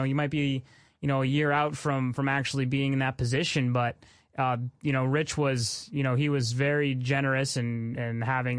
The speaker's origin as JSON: {"language": "English", "town": "Burlington", "region": "Vermont", "country": "United States", "tie": "born or raised there", "said": "growing up in the Burlington area"}